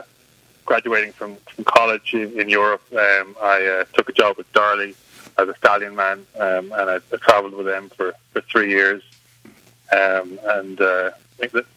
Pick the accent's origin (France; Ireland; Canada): Ireland; moved away as an adult; now in United States; Growing up in Ireland, it's a much more kind of rural setting, so there was always horses around, I grew up show jumping and hunting